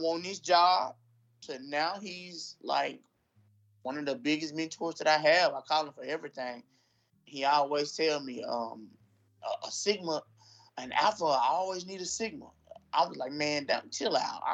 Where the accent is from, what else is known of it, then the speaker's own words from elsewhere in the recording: Shaw, Mississippi, United States; I was born and raised in Shaw, Mississippi